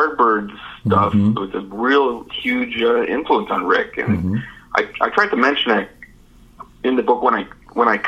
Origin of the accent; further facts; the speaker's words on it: Canada; being a Canadian in the 70s, I grew up with their music as well